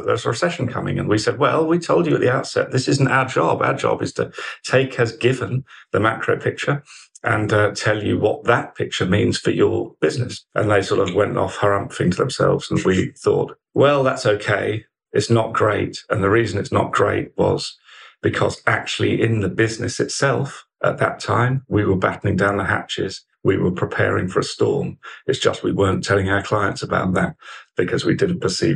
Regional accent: Colchester, East of England, United Kingdom; moved away as an adult; also born or lived in Oxford; I grew up in deepest, darkest Essex, in Colchester, Essex boy, born and bred, and lived there, same house, until I was 18

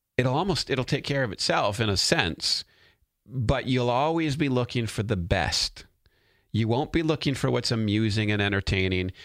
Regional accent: United States; As a citizen of the United States of America

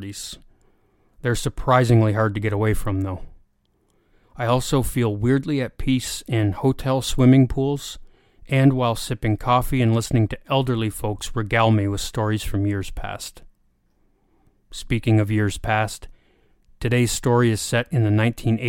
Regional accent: Canada; born or raised there

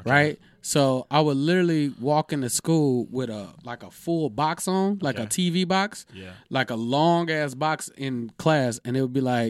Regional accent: Houston, Texas, United States; moved away; also born or lived in Bay Area, California / Sacramento, California; I was born in the Bay Area, grew up in Houston, Texas

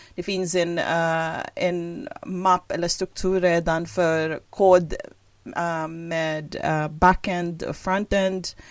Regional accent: Philippines; first language English and Filipino; Swedish is a second language; moved away as an adult; now in Hudiksvall, Sweden; jag som kom ursprungligen från Filippinerna och flyttade från Värmland till, till Sverige elva år sedan

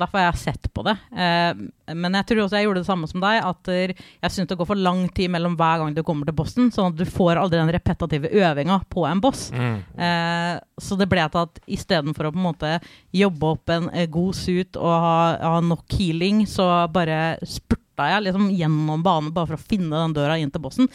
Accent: Fredrikstad, Østfold, Norway; fra Fredrikstad

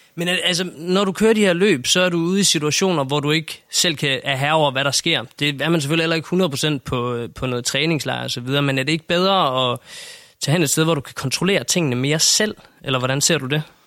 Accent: Denmark

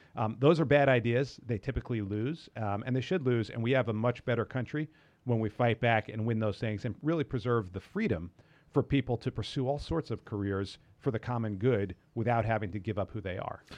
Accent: New York, United States; I grew up in New York

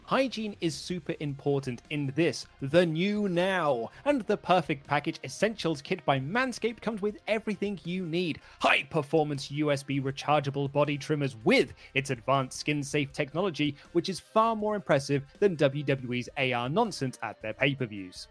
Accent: United Kingdom; as British fans

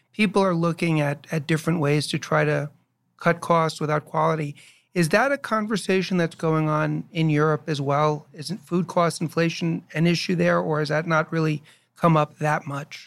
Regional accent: New York, United States; also born or lived in Chicago; now in New Jersey, United States; I was born and raised in New York and I lived in Chicago for five years

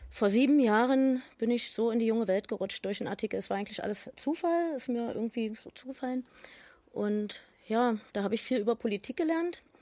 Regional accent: East Germany, Germany; Ich bin in der DDR geboren

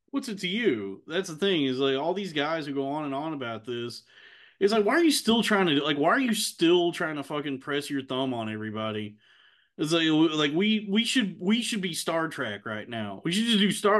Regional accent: Texas, United States; I grew up in Texas, but also I have a lot of family that's Mexican

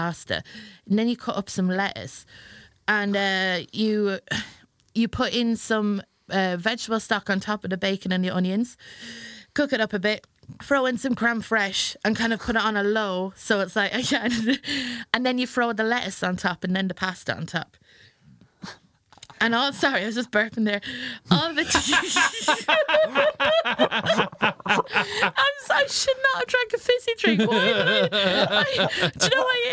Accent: Ireland; now in England; I was born in England and I moved over to Ireland when I was 6 years old.

